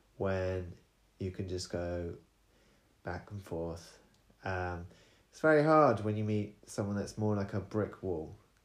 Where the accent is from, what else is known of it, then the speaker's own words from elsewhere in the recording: United Kingdom; Because I'm from UK.